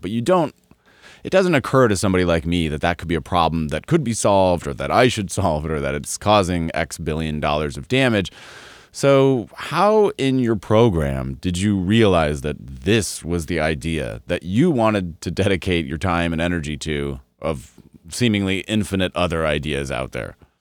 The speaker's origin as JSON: {"language": "English", "region": "Colorado", "country": "United States", "tie": "born or raised there", "said": "I grew up in Colorado"}